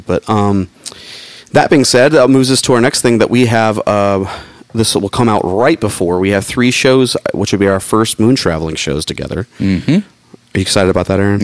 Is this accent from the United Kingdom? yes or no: no; Atlanta, Georgia, United States; my hometown, Atlanta, Georgia